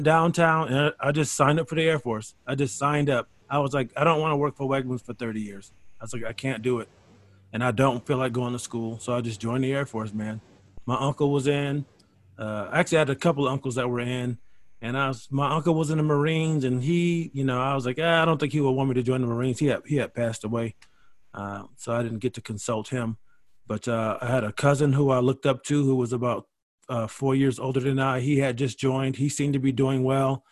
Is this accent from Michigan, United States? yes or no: no; Rochester, New York, United States; moved away as an adult; I'm from Rochester, New York. And, you know, I was just in high school.